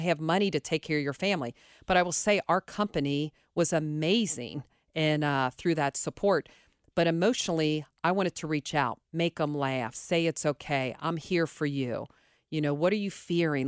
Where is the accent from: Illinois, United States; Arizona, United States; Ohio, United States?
Ohio, United States; Cincinnati; I grew up Cole Rain, but I went to Mount Healthy High School